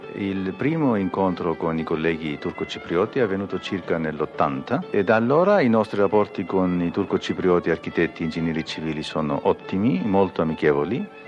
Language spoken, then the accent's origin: Italian; Cyprus; also born or lived in Milan, Italy; sono greco-cipriota